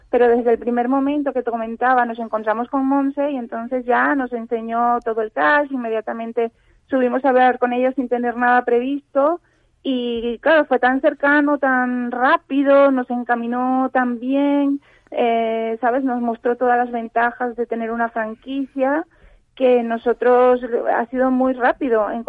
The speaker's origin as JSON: {"language": "Spanish", "country": "Venezuela", "moved": "yes", "lives_now": "Spain", "said": "Yo soy venezolana. Fíjate."}